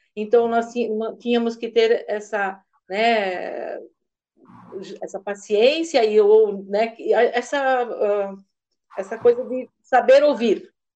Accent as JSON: {"language": "Portuguese", "town": "Massaranduba", "region": "Santa Catarina", "country": "Brazil", "said": "Eu sou do município de Mastaranduba"}